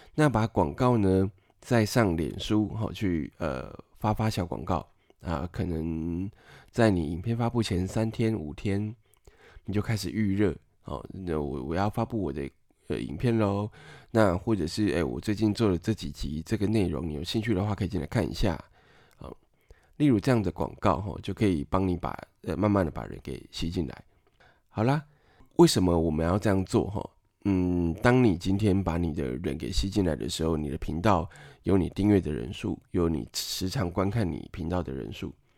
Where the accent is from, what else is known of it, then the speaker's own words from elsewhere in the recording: Taiwan; 我们台湾人总是需要范例来辅助我们理解